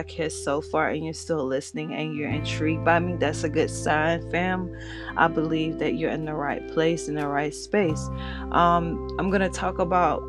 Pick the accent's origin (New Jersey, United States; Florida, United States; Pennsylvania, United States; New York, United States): Florida, United States; also born or lived in Georgia; I'm from the South, pretty much Florida raised, but Georgia bred